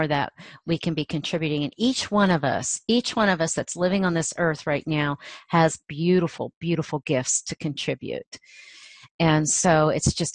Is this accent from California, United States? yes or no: no; Ohio, United States; moved away; my small community where I grew up in Ohio, a farming community